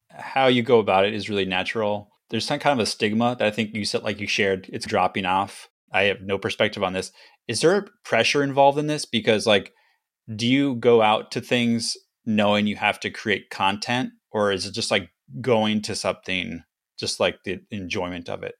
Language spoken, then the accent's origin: English; Los Angeles, California, United States; I grew up in the Griffith Park area